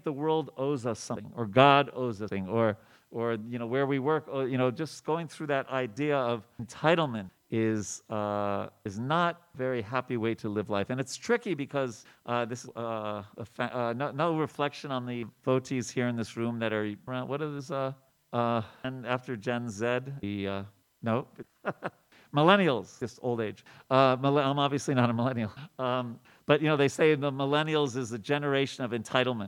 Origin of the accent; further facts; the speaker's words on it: New York, United States; When I grew up in New York